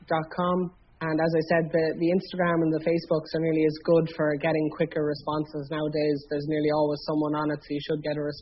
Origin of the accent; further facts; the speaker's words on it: Ireland; I am aware as Irish people